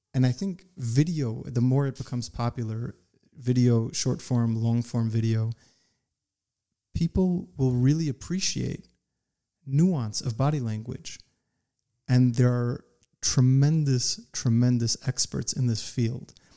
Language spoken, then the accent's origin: English; United States; I grew up in the United States